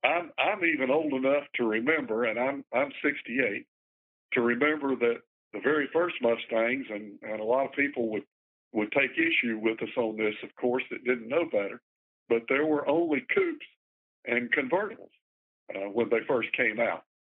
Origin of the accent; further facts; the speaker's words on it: Gastonia, North Carolina, United States; I grew up in Gastonia, which is just on the far side of Charlotte from where you are now.